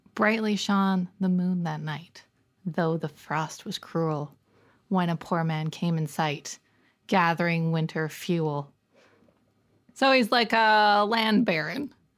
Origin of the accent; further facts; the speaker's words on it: Canada; we're Canadian-y